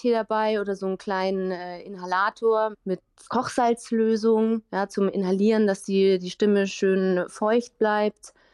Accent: Uffing, Bavaria, Germany; ich komme aus Uffing, kleines Dorf und irgendwie alle sagen, wow, du kannst so toll singen

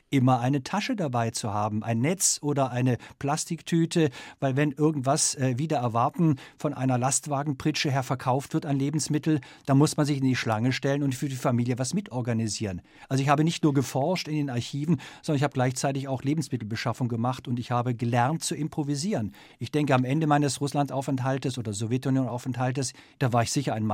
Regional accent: Germany; Ich bin ein ein Kind des Kalten Krieges und aufgewachsen in Westdeutschland.

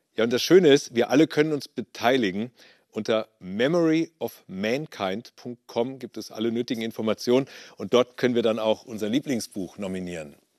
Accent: Germany; Bei uns in Deutschland

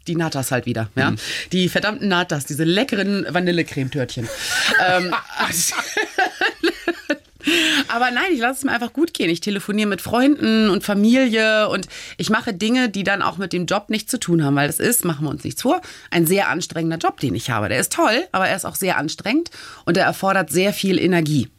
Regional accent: Hamburg, Germany; moved away as an adult; also born or lived in South Carolina, United States / Flensburg / New York; now in Lisbon, Portugal; ich bin ganz bescheiden aufgewachsen in Hamburg, mhm. in Norddeutschland

